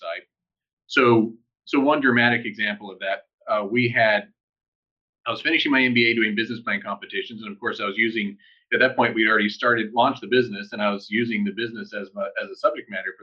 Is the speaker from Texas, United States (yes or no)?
yes; El Paso, Texas, United States; moved away as an adult; also born or lived in San Diego; I grew up in El Paso, Texas